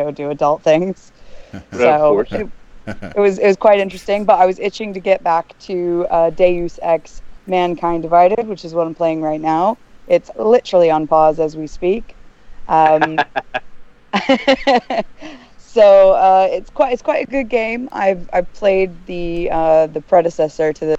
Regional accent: United States; now in United Kingdom; I'm an American expat.

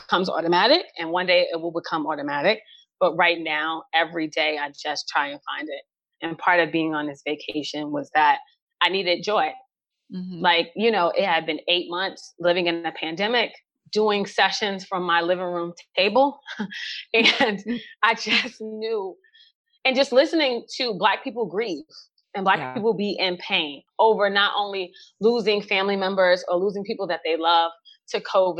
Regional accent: New York City, New York, United States; I grew up in New York City in the 80s during the crack epidemic.

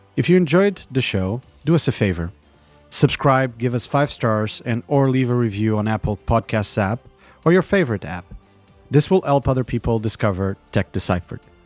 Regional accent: Lisbon, Portugal; moved away as an adult; also born or lived in London / Beijing; now in San Francisco Bay Area, United States; I've lived in Lisbon, my hometown, London, Beijing, and the San Francisco Bay Area.

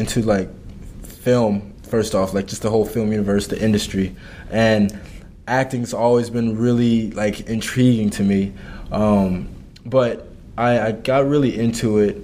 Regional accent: Kansas City, Missouri, United States; moved away as an adult; now in Madison, United States; I'm from Kansas City, and I went to an all-boys high school, Rockhurst High School

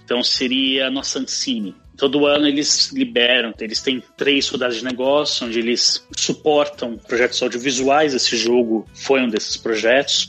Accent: Santos, São Paulo, Brazil; moved away as an adult; now in Denmark; Eu sou de Santos

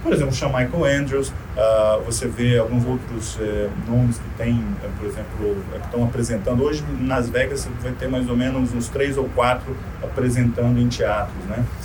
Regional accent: Brazil; first language Portuguese; moved away

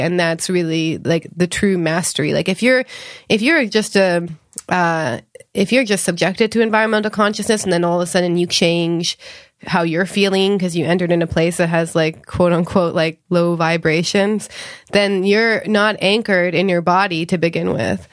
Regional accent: Canada; now in California, United States; I grew up in Canada

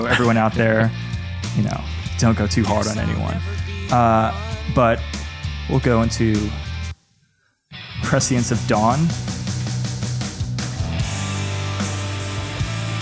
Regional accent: New York City, New York, United States; I grew up in New York City. I grew up in Staten Island and I still live there now

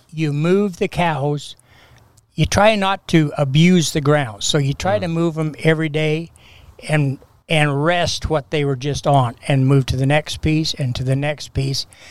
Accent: Castle Rock, Washington, United States; We had a junior Grange in Castle Rock at the Sunnyside Grange. And my family has been Grange members

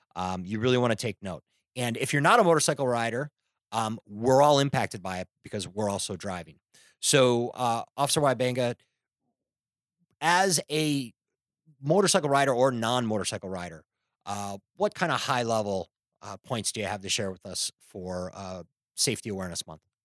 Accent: Chicago, Illinois, United States; now in California, United States; I'm not from California. I'm from Chicago.

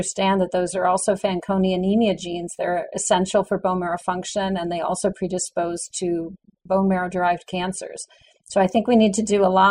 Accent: New Haven, Connecticut, United States; I grew up in New Haven, Connecticut, and I started working in a laboratory when I was 16 in high school

